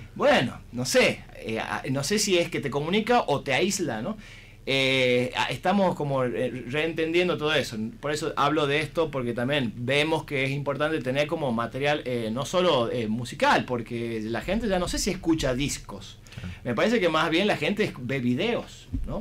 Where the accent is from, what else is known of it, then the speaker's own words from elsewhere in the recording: Tucumán, Argentina; somos los tucumanos